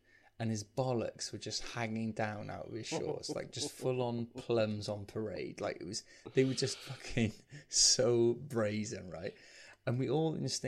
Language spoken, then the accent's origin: English; St Athan, Wales, United Kingdom; I grew up in St. Athen